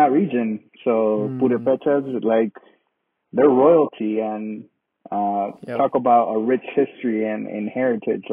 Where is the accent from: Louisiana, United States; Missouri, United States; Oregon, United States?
Oregon, United States; Newberg; I grew up in Newburgh.